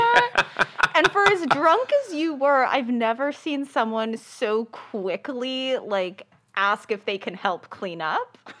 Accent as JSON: {"language": "English", "town": "Los Angeles", "region": "California", "country": "United States", "tie": "born or raised there", "said": "I grew up in L A, born and raised."}